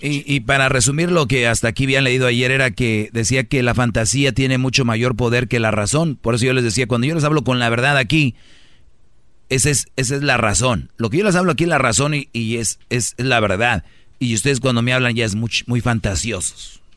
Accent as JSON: {"language": "Spanish", "town": "Monterrey", "region": "Nuevo León", "country": "Mexico", "said": "soy de Monterrey"}